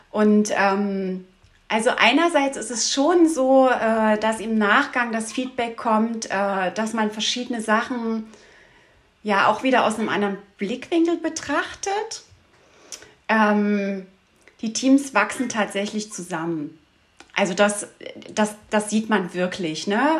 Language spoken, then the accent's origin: German; Saxony, Germany; Ich komme ursprünglich aus der Dresdner Region aber mit Oma und Opa ging es jedes Jahr in den Sommerferien sechs Wochen an die Ostsee.